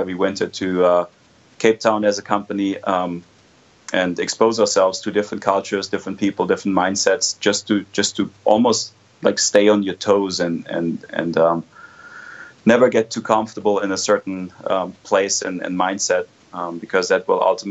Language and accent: English; Germany; moved away; I grew up in Germany.